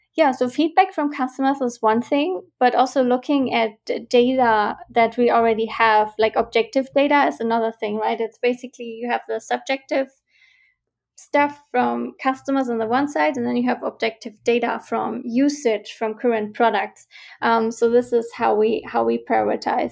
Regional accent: Germany; moved away as an adult; also born or lived in Vienna, Austria / Glasgow, Scotland; I'm originally from Germany

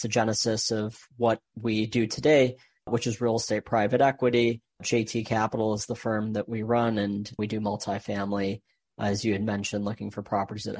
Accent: Michigan, United States; I was born and raised in Michigan, went to Michigan State

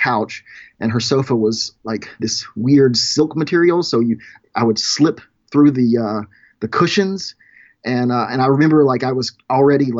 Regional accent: rural Louisiana, United States; now in Portland, United States; I grew up in rural Louisiana

